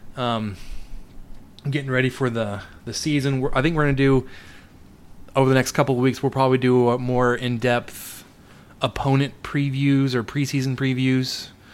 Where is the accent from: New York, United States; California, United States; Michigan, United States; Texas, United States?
Texas, United States; Dallas; moved away; I grew up in the Dallas area, so I went to the Dallas Zoo and Fort Worth Zoo fairly regularly